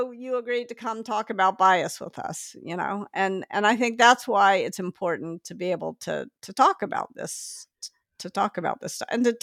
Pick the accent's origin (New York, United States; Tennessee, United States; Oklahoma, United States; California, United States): Tennessee, United States; Memphis; I grew I grew up in Memphis actually, ah. and and then I went to school in the north.